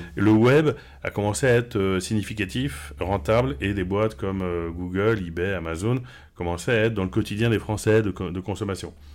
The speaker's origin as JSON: {"language": "French", "town": "Paris", "region": "Île-de-France", "country": "France", "tie": "born or raised there", "also_born_or_lived": "Shanghai, China / Normandy", "moved": "as an adult", "lives_now": "Barcelona, Spain", "said": "je suis parisien. Hein. J'ai vécu mm. jusqu'à partir à Shanghai, j'ai vécu toute ma vie en parisien"}